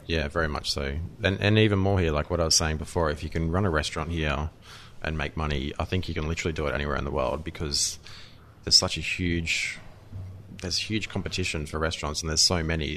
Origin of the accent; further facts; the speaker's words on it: Australia; I'm Australian